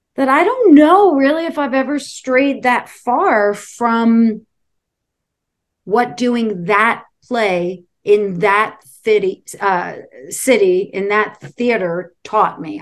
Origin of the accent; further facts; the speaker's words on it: New York City, New York, United States; also born or lived in Falmouth, Massachusetts; I grew up in Brooklyn, New York